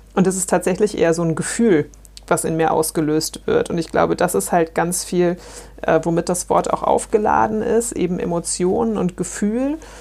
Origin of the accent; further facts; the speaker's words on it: Würselen, North Rhine-Westphalia, Germany; Würselen bei Aachen bzw. Aachen ist für mich halt Heimat